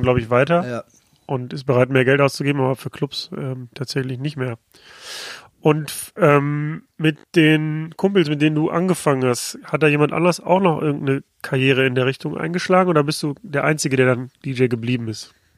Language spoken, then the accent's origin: German; Mülheim an der Ruhr, North Rhine-Westphalia, Germany; moved away; in meiner Heimatstadt Mühlermann der Ruhr